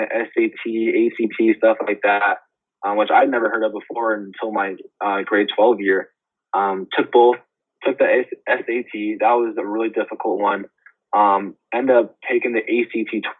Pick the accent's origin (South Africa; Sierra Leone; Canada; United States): Canada; Winnipeg, Manitoba; moved away as an adult; Brady and I, another Winnipeg guy, we got made fun of so much for being Canadian